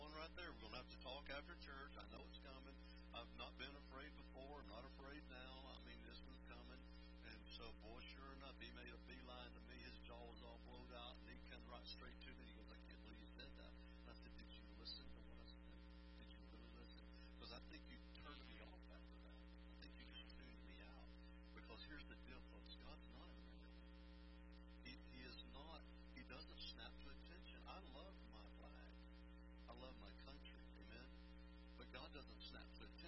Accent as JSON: {"language": "English", "country": "United States", "said": "I'm an American"}